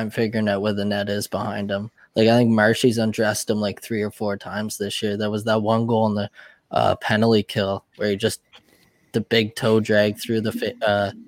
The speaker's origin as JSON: {"language": "English", "region": "Ontario", "country": "Canada", "said": "being a Canadian"}